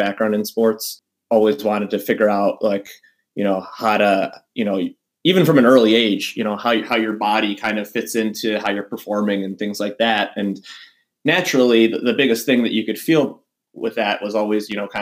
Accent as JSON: {"language": "English", "town": "Buffalo", "region": "New York", "country": "United States", "tie": "born or raised there", "also_born_or_lived": "Iowa", "moved": "yes", "lives_now": "Hershey, United States", "said": "I'm from Buffalo. I was actually born in Iowa, but we moved to Buffalo when I was two"}